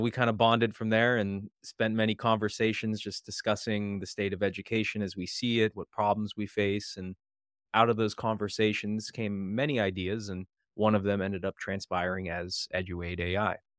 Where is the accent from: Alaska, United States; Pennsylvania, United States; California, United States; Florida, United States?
Pennsylvania, United States; Western; moved away as an adult; now in Maryland, United States; I'm originally from Western Pennsylvania